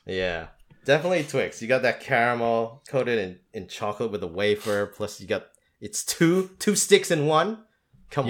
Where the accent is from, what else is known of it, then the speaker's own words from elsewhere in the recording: Philippines; first language English; moved away as an adult; also born or lived in Australia; I was born and raised in the Philippines